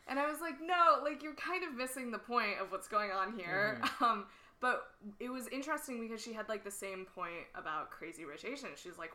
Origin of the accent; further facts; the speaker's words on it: United States; I'm American. Like, I know, speaking for myself, I'm fully American. I'm also Indian.